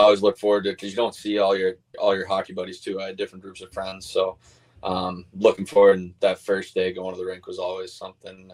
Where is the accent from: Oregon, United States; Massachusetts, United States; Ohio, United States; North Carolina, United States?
Massachusetts, United States; near Catholic Memorial; I live like 100 yards from CM. So I grew up going to those football games and being around that area